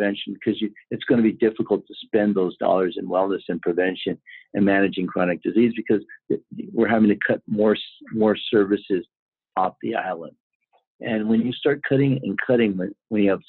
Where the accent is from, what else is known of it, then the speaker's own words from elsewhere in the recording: California, United States; I'm from California